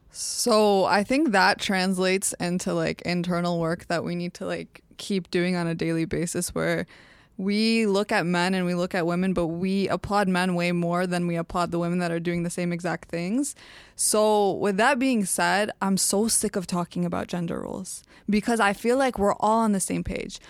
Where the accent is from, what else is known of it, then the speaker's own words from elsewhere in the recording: Dearborn, Michigan, United States; born and raised in Dearborn.